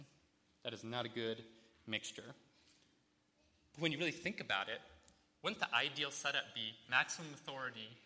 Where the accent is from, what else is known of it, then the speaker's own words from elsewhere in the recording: United States; as American Christians